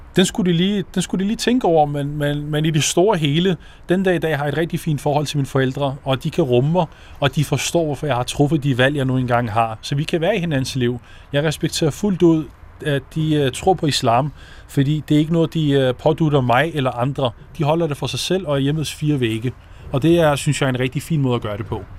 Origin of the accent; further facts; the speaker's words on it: Ishøj, Capital Region of Denmark, Denmark; moved away as an adult; also born or lived in Morocco; now in Copenhagen, Denmark; hvor jeg er vokset op, Ågården 9